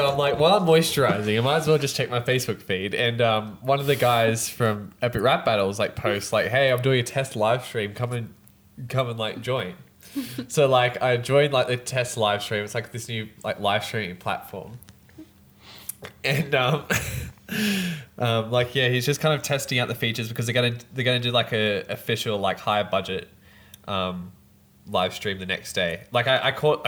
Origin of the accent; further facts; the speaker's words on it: Australia; I'm from Australia